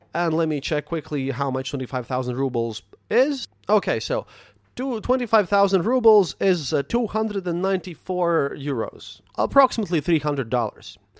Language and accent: English; Latvia